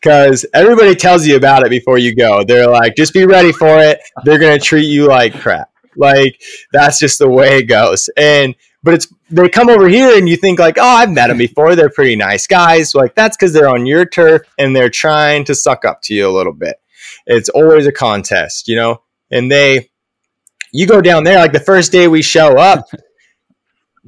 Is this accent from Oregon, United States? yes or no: yes; Coos Bay, Oregon, United States; also born or lived in Port Orford, Oregon; I was born in Coos Bay and we lived in Port Orford when I was first born